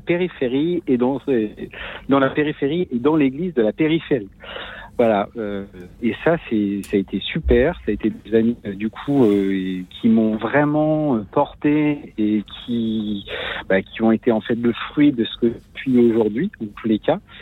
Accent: Lorient, Brittany, France; je suis de, de Lorient

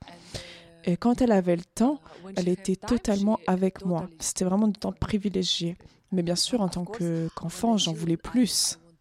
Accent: Ukraine; now in Switzerland; une fois que je suis partie de l'Ukraine

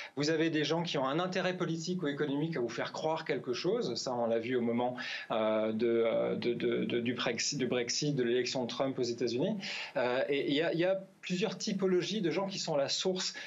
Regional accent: France; now in Finland; je suis français

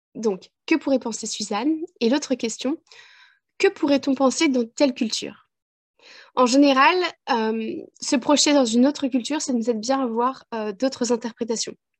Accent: France; moved away as an adult; now in Ireland; En tant que Française ayant passé 20 ans en France

